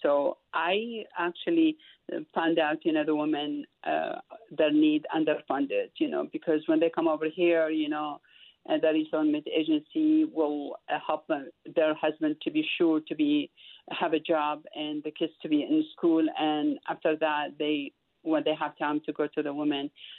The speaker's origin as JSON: {"language": "English", "town": "Baghdad", "region": "Baghdad Governorate", "country": "Iraq", "tie": "born or raised there", "moved": "yes", "lives_now": "United States", "said": "I'm originally from Iraq, Baghdad."}